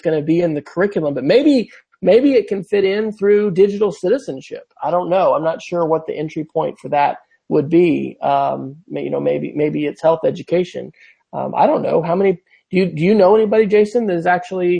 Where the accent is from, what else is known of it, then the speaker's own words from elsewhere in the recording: near St. Mary's, Kansas, United States; now in Oklahoma, United States; St. Mary's, Kansas, which is just 30 miles from my hometown where my parents live